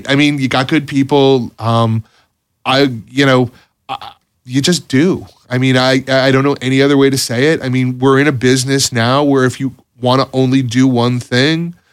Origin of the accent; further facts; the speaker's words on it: Florida, United States; You know, Florida's home. You know, I grew up in Florida.